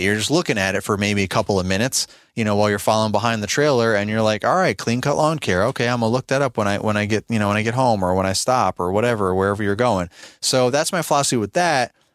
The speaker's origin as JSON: {"language": "English", "region": "New York", "country": "United States", "moved": "yes", "lives_now": "Virginia, United States", "said": "I'm originally from New York State, and now I live in Virginia"}